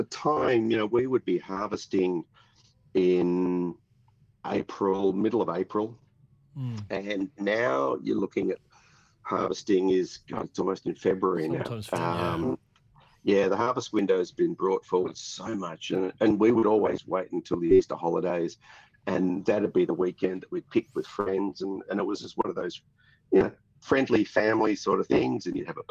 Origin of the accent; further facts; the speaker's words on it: Ringwood, Victoria, Australia; also born or lived in United States; I'm a Yarra Valley boy. I'm born and bred in Ringwood, which is sort of the toe of the Yarra Valley.